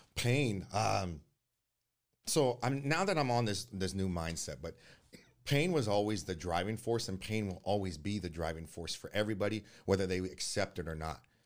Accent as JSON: {"language": "English", "town": "Oakland", "region": "California", "country": "United States", "tie": "born or raised there", "also_born_or_lived": "Hayward", "said": "I was born in Oakland, uh, January fifteenth, nineteen eighty-nine"}